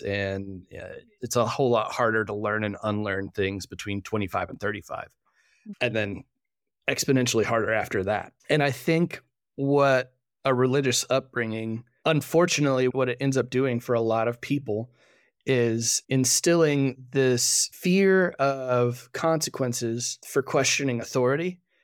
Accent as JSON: {"language": "English", "town": "Fort Worth", "region": "Texas", "country": "United States", "tie": "born or raised there", "said": "I grew up in Fort Worth, Texas, going to a, a rather large Baptist church there."}